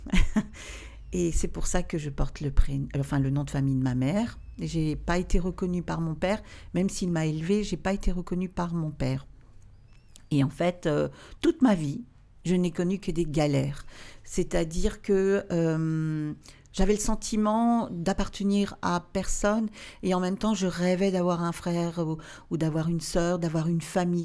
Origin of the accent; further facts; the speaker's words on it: Alsace, Grand Est, France; also born or lived in Obernai; je viens d'Alsace